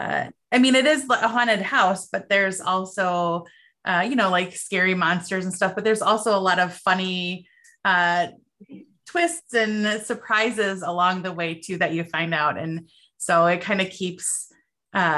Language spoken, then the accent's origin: English; Chicago, Illinois, United States; I grew up in Chicago, and in Chicago we have deep dish